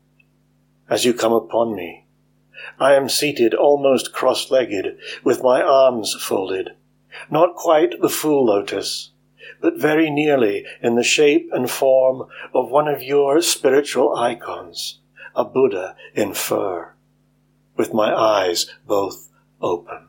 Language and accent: English; Scotland, United Kingdom; also born or lived in East Neuk of Fife; I'm a Scottish poet based in the East Nook of Fife.